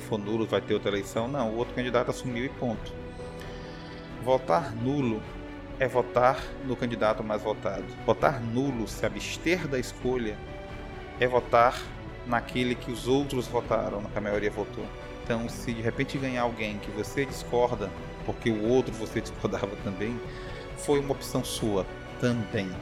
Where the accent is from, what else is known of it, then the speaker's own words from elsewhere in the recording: Brazil; em Caxias, a cidade onde eu nasci